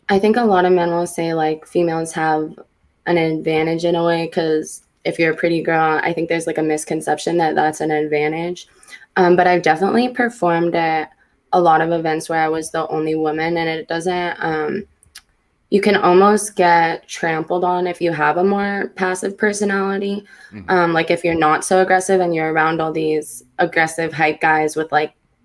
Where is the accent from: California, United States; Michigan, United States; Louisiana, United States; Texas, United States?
California, United States; the Bay Area; I'm from the Bay